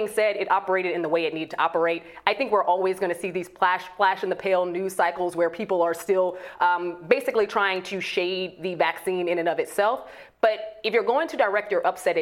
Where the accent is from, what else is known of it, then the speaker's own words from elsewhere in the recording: Chicago, Illinois, United States; In Chicago, my hometown, Chicago